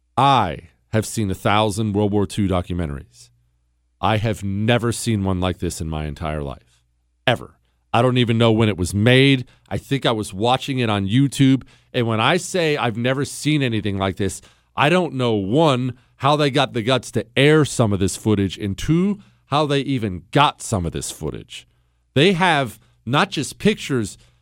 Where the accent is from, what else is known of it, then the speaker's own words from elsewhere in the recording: United States; I'm a free American